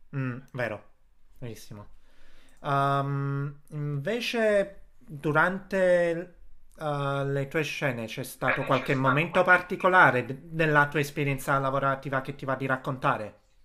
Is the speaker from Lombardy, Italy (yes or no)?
no; Casoria, Campania, Italy; io sono di Casoria